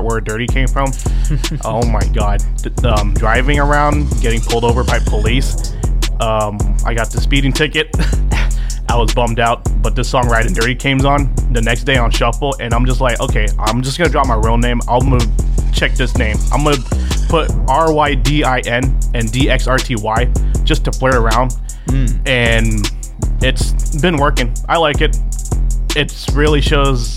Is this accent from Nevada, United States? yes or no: yes; Henderson, Nevada, United States; I come from Vegas. I come from Henderson, you know, the cul-de-sac developmental spot. Vegas native